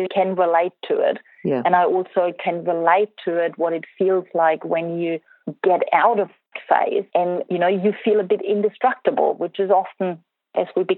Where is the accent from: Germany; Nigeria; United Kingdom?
Germany; moved away; I grew up in Germany